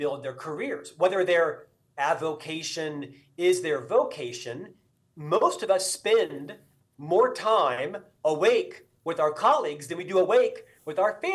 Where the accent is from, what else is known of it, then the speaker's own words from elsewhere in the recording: Central Florida, United States; moved away; Originally, I'm from Florida, born and raised in Central Florida.